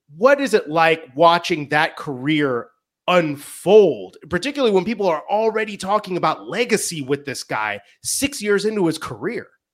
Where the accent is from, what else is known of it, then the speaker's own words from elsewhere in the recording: Chicago, Illinois, United States; six seventy The Score, my hometown station